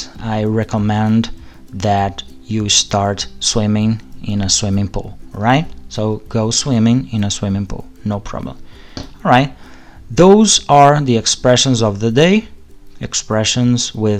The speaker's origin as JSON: {"language": "English", "region": "Rio de Janeiro", "country": "Brazil", "tie": "born or raised there", "said": "Rio de Janeiro, yeah, my hometown"}